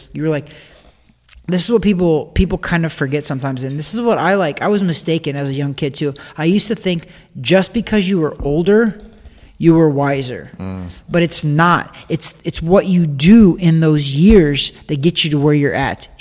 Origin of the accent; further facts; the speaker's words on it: Osborn, Missouri, United States; I come from Osborne, Missouri